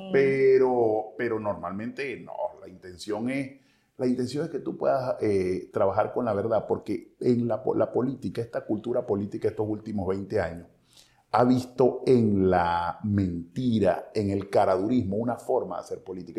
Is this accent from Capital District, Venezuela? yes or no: no; Cabimas, Zulia, Venezuela; yo no soy de Maracaibo, yo soy de Cabima